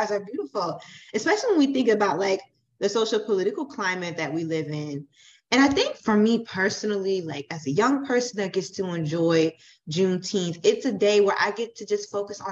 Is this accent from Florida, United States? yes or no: yes; Florida, United States; moved away; I'm originally from Florida